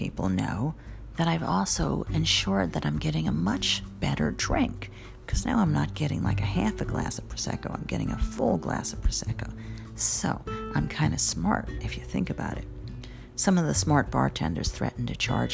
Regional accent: New York City, New York, United States; I'm also a New Yorker

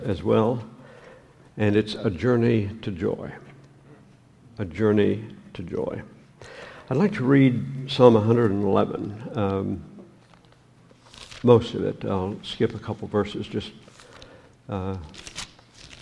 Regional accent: Canada; moved away; I'm a Canadian

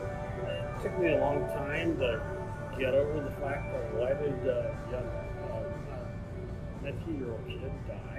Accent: Hagerstown, United States; I grew up in Hagerstown.

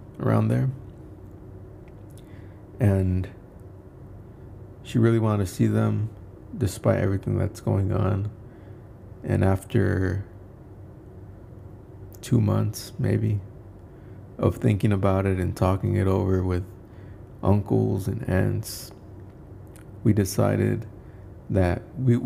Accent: Indaparapeo, Michoacán, Mexico; moved away; my hometown in Michoacán, Indaparapeo, Michoacán.

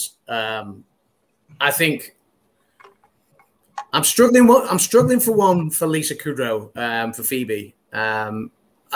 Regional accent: United Kingdom; as a Brit

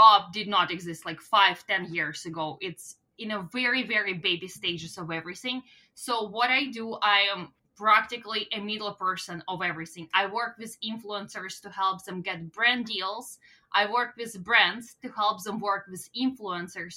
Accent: Russia; English is a second language; now in Canada; my hometown in Russia

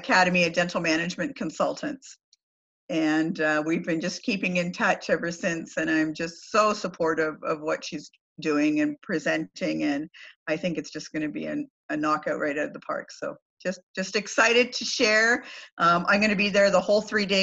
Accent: Canada; I'm Canadian

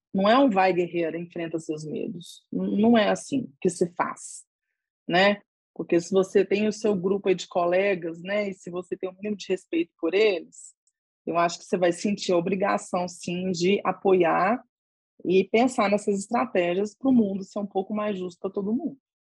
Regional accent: Brazil; eu sou do Brasil

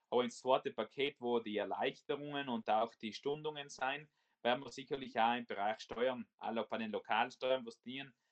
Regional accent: Trentino-Alto Adige, Italy; wir als Südtiroler ja das Recht und die Möglichkeit haben, wirklich von der Schutzfunktion Anspruch zu nehmen und über die österreichischen Botschaften unterstützt zu werden

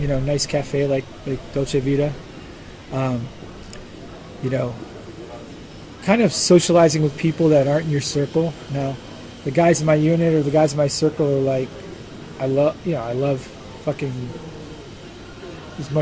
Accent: United States; moved away as an adult; now in Ukraine; I'm an American

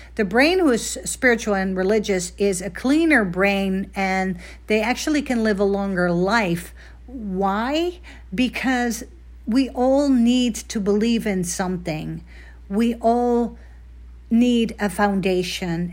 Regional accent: Netherlands; moved away; I was obviously born and raised in Holland, the Netherlands

